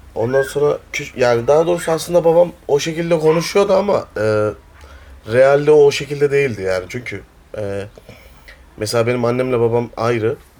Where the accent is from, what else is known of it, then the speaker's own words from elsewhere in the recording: Ankara, Turkey; also born or lived in Sivas; Ankara'da doğdum, büyüdüm.